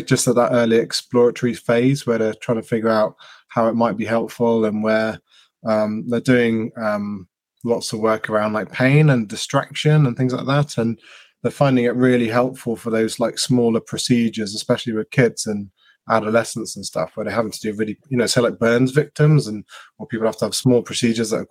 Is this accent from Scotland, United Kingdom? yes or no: no; Devon, South West England, United Kingdom; I'm a physio from Devon